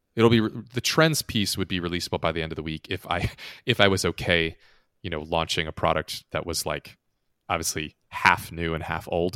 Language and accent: English; United States; an American who's lived in the States and never elsewhere